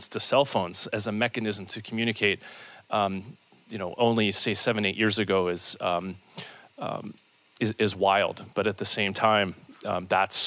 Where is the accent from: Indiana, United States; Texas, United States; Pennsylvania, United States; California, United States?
Pennsylvania, United States; Pittsburgh; my hometown of Pittsburgh